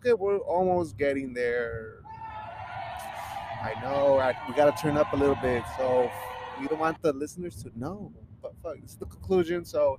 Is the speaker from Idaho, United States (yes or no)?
yes; Idaho, United States; I'm from